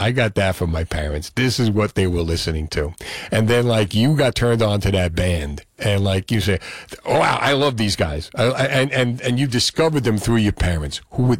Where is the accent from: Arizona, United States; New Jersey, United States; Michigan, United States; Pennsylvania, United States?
New Jersey, United States; Freehold; So, hey, I'm from Freehold, too.